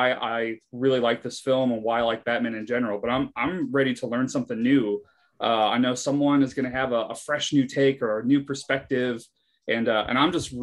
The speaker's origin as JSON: {"language": "English", "town": "Hammond", "region": "Indiana", "country": "United States", "tie": "born or raised there", "said": "Growing up in Hammond, Indiana"}